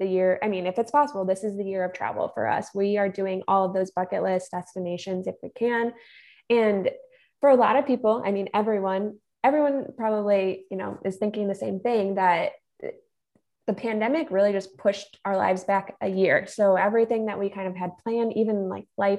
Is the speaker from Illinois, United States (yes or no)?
yes; Illinois, United States; I am from Illinois